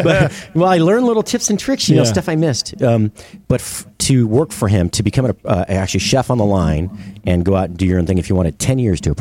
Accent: New York, United States; also born or lived in Miami; I'm from New York, right?

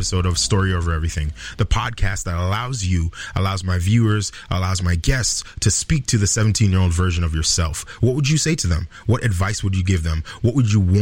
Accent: Mississauga, Ontario, Canada; we grew up in Malton

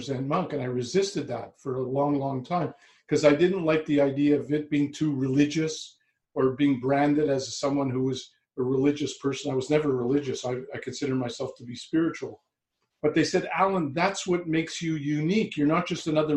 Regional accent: Montreal, Quebec, Canada; also born or lived in Vancouver, Canada; now in Toronto, Canada; I was born in Montreal in Canada and lived for the last 25 years in Vancouver.

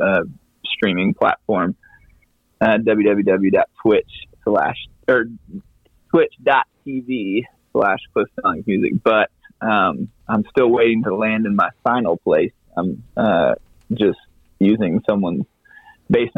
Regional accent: Greenville, North Carolina, United States; moved away as an adult; also born or lived in Southern Pines, North Carolina; now in Idaho, United States; I'm originally from Greenville, North Carolina

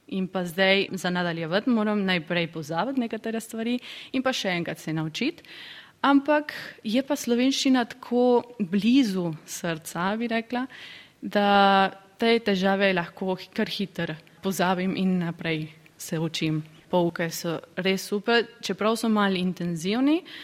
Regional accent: San Miguel de Tucumán, Tucumán, Argentina; prihajam iz Tukumana, Argentine

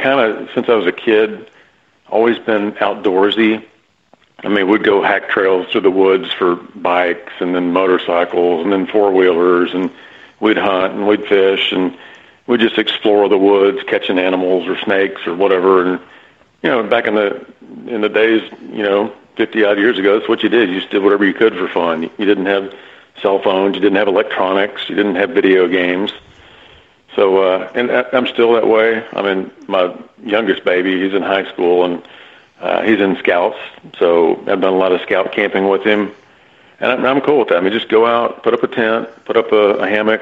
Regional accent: Texas, United States; also born or lived in North Carolina; born and raised in Texas.

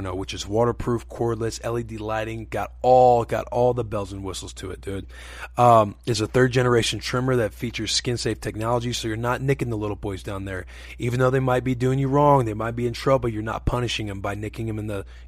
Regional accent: Missouri, United States; Growing up in Missouri

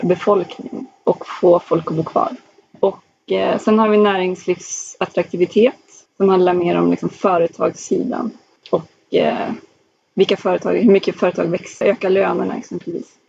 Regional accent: Skellefteå, Västerbotten County, Sweden; min hemkommun Skellefteå

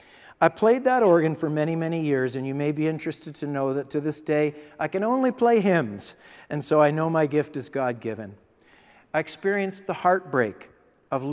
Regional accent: Guelph, Ontario, Canada; I was born and raised in Guelph, and I've lived here my entire life. My parents were Scottish immigrants to Canada, and they settled in Guelph following their marriage.

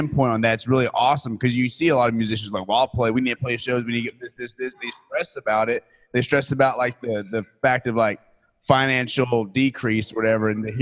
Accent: Texas, United States; That's where we're from

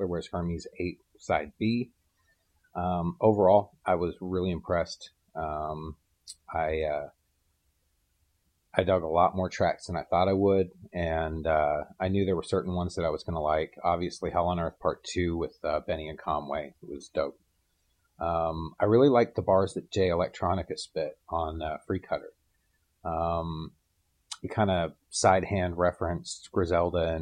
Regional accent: Canada; moved away; I'm Canadian, but I've been gone so long

